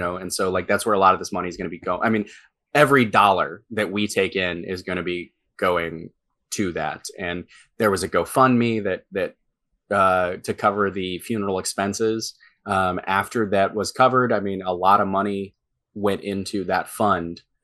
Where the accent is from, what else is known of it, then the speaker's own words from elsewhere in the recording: St. Louis, Missouri, United States; my hometown